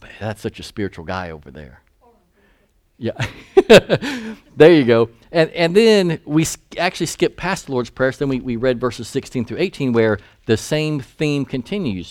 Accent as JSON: {"language": "English", "region": "Eastern North Carolina", "country": "United States", "tie": "born or raised there", "said": "I grew up in East North Carolina"}